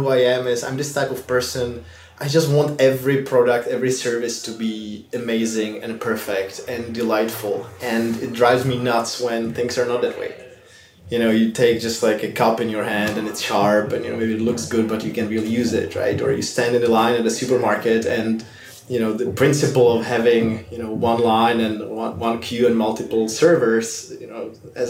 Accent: Prague, Czechia; moved away as an adult; now in San Francisco, United States; I'm originally from Prague, the Czech Republic.

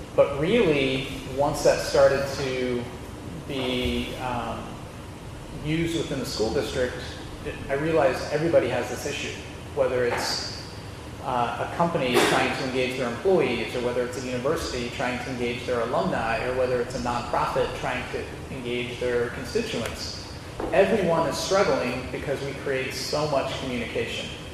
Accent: Dayton, Ohio, United States; also born or lived in Cairo, Egypt; now in Cincinnati, United States; I grew up in Dayton, but I was born in Cairo

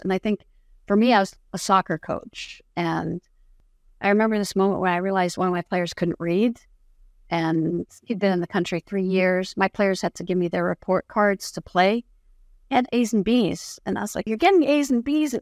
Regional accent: Jordan; first language Arabic; English is a second language; now in United States; I was born and raised in the Middle East, and I'm not in Jordan

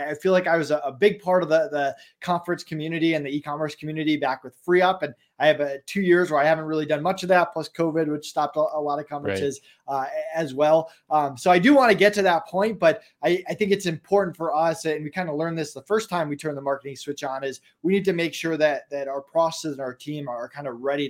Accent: Massachusetts, United States; also born or lived in Florida; now in Colorado, United States; I'm actually from Massachusetts originally, and Colorado winters are 100 times better than Massachusetts winters.

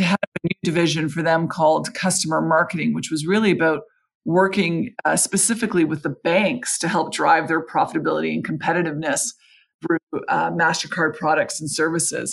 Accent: Canada; moved away; in Canada, I'm Canadian

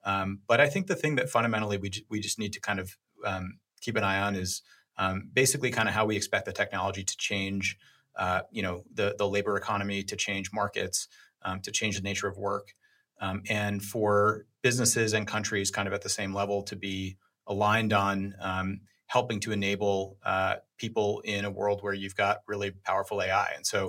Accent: New York, United States; Yeah, well, so I'm from New York. I had no idea of anything going on the West Coast.

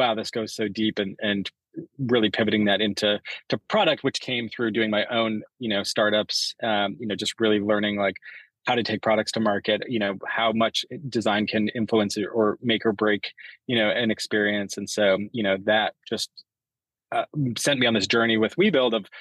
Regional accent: Canada; I grew up in Canada

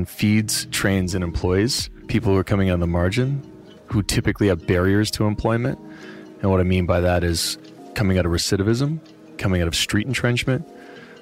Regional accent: Nova Scotia, Canada; where I grew up in Nova Scotia

